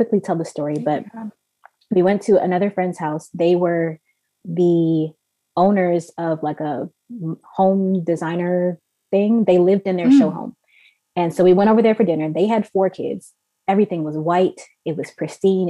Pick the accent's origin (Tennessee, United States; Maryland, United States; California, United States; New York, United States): Maryland, United States; moved away as an adult; also born or lived in Canada; we're born and raised in Maryland. We moved to Canada in 2015.